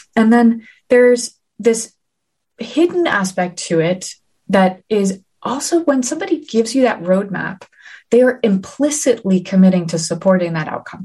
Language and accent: English; New Haven, Connecticut, United States; New Haven, my hometown